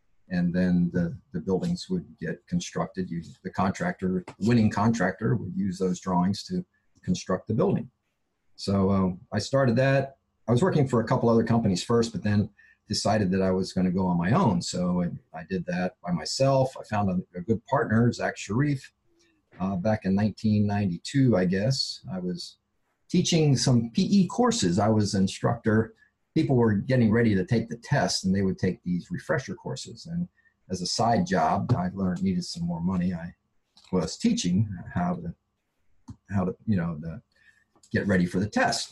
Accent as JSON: {"language": "English", "town": "Baltimore", "region": "Maryland", "country": "United States", "tie": "born or raised there", "also_born_or_lived": "Georgia / San Diego", "moved": "as an adult", "said": "where I grew up in Baltimore"}